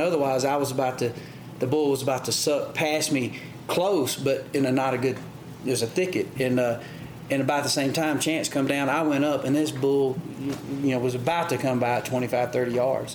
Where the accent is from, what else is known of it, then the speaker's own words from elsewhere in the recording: United States; also born or lived in Midwest; growing up in the South, growing up in the Midwest